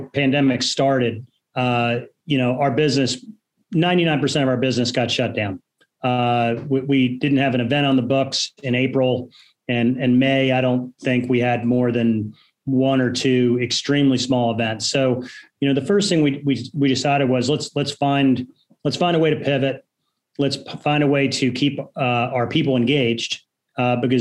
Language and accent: English; Monmouth County, Jersey Shore, New Jersey, United States; moved away as an adult; now in Raleigh, United States; I grew up in Monmouth County. It's Asbury Park, Rumson, Long Branch area